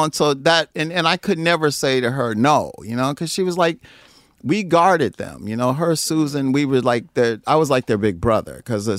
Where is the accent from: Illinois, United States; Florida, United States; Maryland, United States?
Illinois, United States; East St. Louis; because I come from East St. Louis where girls